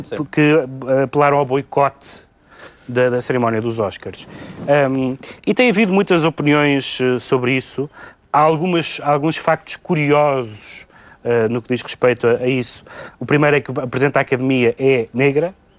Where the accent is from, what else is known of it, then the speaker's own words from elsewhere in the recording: Portugal; como português